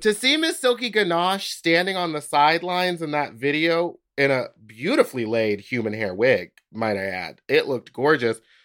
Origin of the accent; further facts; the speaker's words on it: Houston, Texas, United States; moved away; I'm from Houston